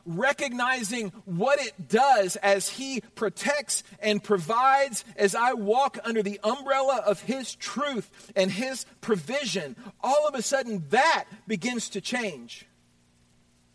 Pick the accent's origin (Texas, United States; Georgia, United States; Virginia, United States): Texas, United States; Houston; I grew up in Houston, Texas